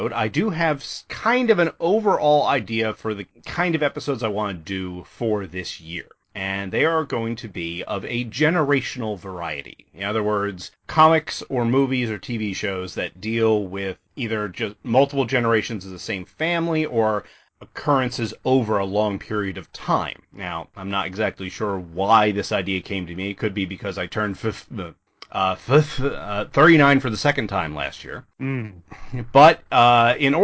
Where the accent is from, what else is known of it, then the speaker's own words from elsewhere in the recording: Northeast, United States; moved away; We're both from the Northeast originally.